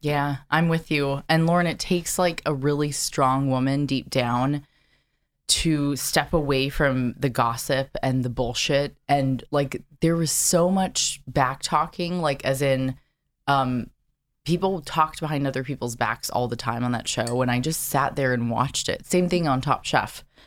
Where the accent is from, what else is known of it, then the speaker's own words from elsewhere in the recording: Carlsbad, California, United States; also born or lived in San Diego, California; I grew up in Carlsbad, which is right next to Del Mar